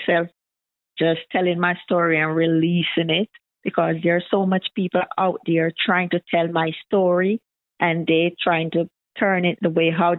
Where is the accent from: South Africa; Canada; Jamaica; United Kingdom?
Jamaica; now in United States; I'm originally from Jamaica